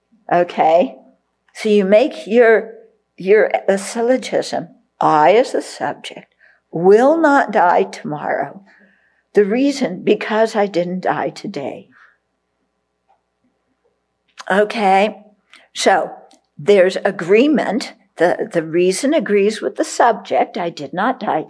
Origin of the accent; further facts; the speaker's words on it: California, United States; I grew up in California, so Beverly Hills.